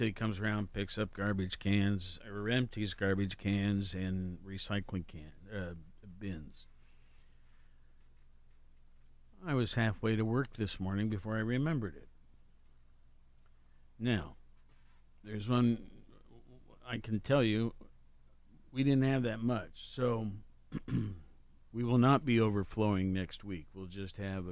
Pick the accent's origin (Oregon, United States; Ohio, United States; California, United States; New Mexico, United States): Ohio, United States; Worthington; Worthington's my hometown